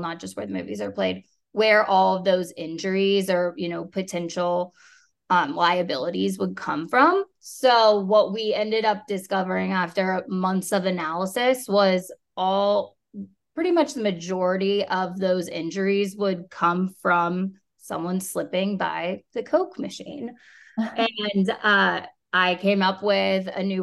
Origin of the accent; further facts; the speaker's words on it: Kansas City, Missouri, United States; now in Dallas, United States; I grew up in Kansas City